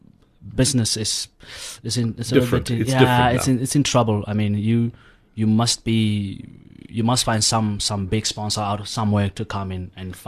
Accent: Kroonstad, Free State, South Africa; I grew up in Kronstadt, in the Free State.

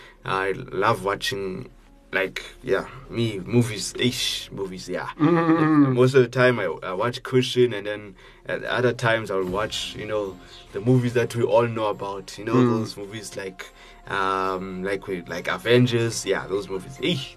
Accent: Johannesburg, Gauteng, South Africa; from South Africa, Johannesburg. Yeah, one of the awesome cities in South Africa.

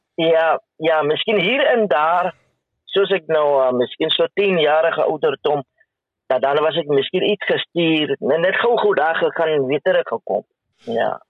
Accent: Windhoek, Khomas, Namibia; ek is gebore in Windhoek en ek het as alleen kind groot geword.

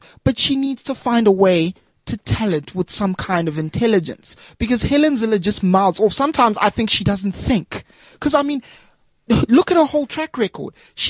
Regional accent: Margate, KwaZulu-Natal, South Africa; moved away; also born or lived in Eastern Cape; I grew up in Penny Sparrow country. Right. Where's that? Margate.

